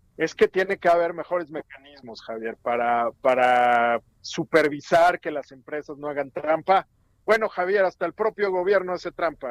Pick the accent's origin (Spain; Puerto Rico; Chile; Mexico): Mexico; en general como mexicanos